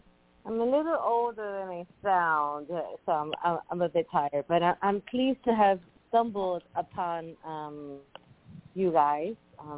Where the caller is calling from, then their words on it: Puerto Rico; Hello there. Hi … from Puerto Rico.